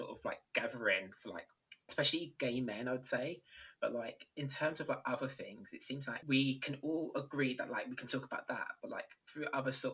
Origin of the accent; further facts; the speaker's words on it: London, United Kingdom; I'm from London